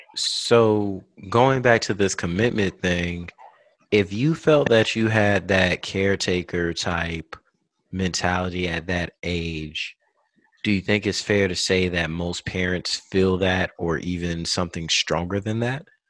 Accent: South Carolina, United States; now in California, United States; I'm from the South with an F. Okay. I'm from South Carolina

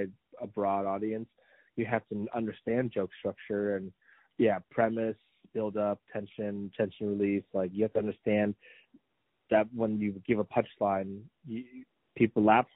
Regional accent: Washington, United States; I'm from Washington.

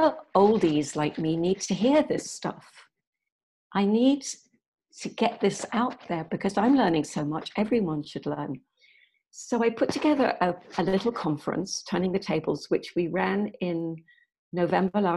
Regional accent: Yorkshire and the Humber, United Kingdom; I'm English. I was born in Yorkshire, which is the north of England.

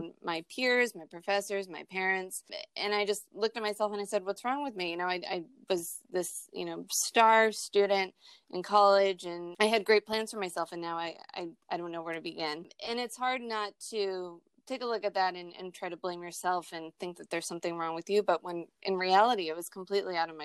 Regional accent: Pepperell, Massachusetts, United States; I grew up in Pepperell, Mass., which is this small little town up by the New Hampshire border

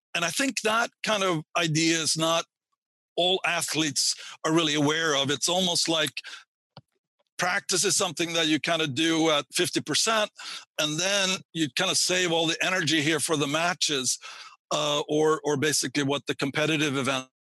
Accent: Sweden; moved away; I grew up in Sweden uh, and got my PhD there

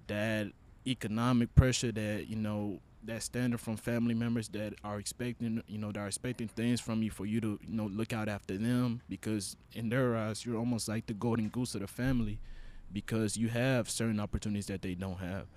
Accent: Honduras; first language Spanish; English is a second language; moved away; I am from Honduras. And, you know, English is my second language for y'all that didn't know. Spanish is my first

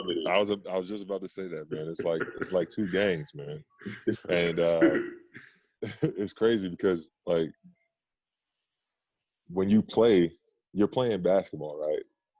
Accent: Queens, New York, United States; from Left Rack City

